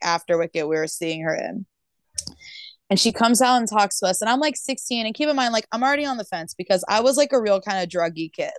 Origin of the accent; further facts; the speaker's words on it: Tulsa, Oklahoma, United States; moved away; I grew up in Oklahoma